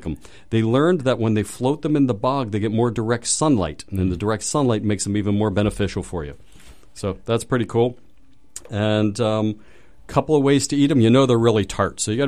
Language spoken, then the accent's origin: English; Pittsburgh, Pennsylvania, United States; moved away; I'm from Pittsburgh